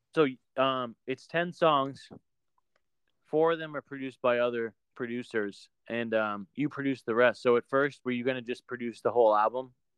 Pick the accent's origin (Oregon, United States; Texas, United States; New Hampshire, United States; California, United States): New Hampshire, United States; now in Maine, United States; I'm from New Hampshire originally, but I live in the middle of Maine now